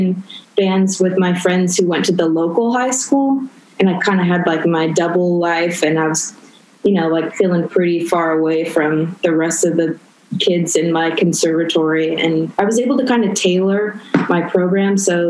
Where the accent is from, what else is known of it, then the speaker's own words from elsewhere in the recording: Orange County, California, United States; moved away as an adult; also born or lived in Whittier, California / New York; now in Vancouver, Canada; I was born in Whittier, but I grew up in Orange County